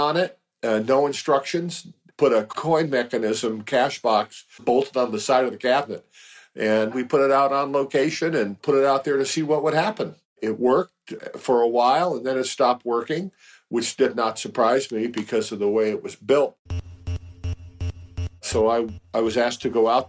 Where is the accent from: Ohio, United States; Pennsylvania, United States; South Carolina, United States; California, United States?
California, United States; San Francisco; I was born in San Francisco in 1948 and grew up in the city